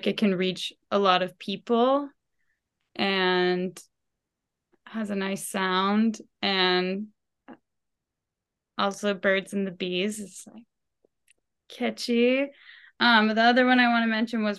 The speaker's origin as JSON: {"language": "English", "town": "Portsmouth", "region": "New Hampshire", "country": "United States", "tie": "born or raised there", "moved": "yes", "said": "I'll be getting to play in my hometown"}